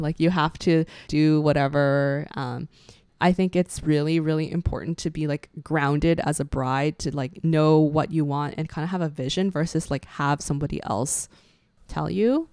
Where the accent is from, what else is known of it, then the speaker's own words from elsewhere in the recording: Canada; we share our stories and experiences as Asian Canadian millennials